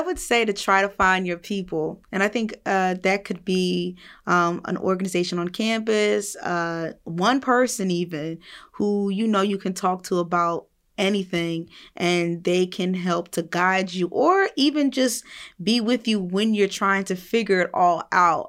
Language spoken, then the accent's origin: English; New Jersey, United States; I'm a woman from New Jersey